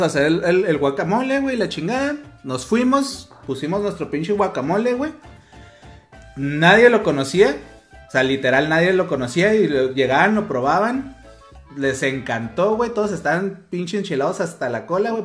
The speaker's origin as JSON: {"language": "Spanish", "country": "Mexico", "said": "nosotros como buenos mexicanos"}